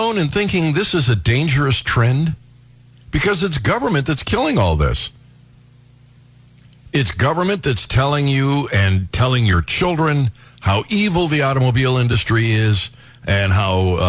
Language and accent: English; Ohio, United States; When I was growing up in Ohio, 16 was the magic age.